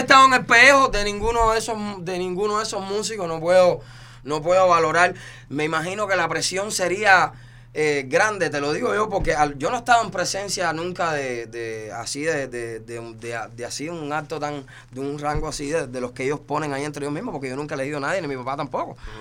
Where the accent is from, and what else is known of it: Cuba; now in Miami, United States